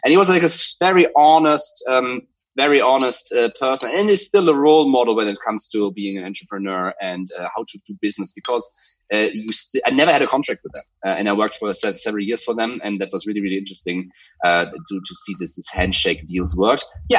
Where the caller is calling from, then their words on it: Hamburg, Germany; I call Hamburg, Germany, my home.